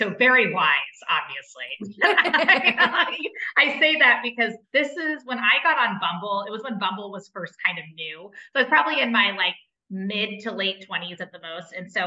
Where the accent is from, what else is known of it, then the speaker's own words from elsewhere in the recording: Cincinnati, Ohio, United States; now in St. Louis, United States; I'm a city gal from, you know, I've been from Cincinnati. I lived in the city of St. Louis.